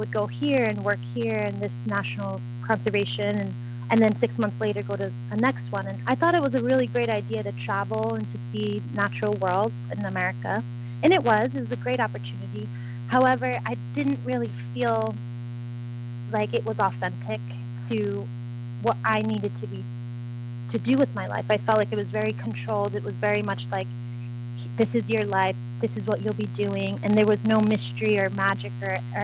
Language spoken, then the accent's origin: English; East Coast, United States; moved away as an adult; also born or lived in Rhode Island / Mount Shasta, California; growing up in the East Coast